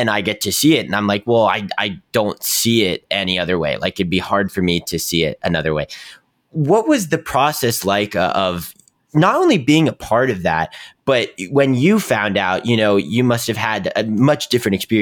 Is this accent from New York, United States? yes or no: no; Pittsburgh, Pennsylvania, United States; I'm from Pittsburgh